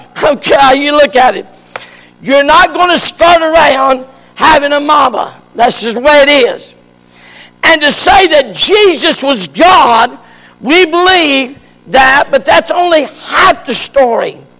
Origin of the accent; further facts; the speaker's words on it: Morganton, North Carolina, United States; Dr. Acup in Morganton brought me out to my mama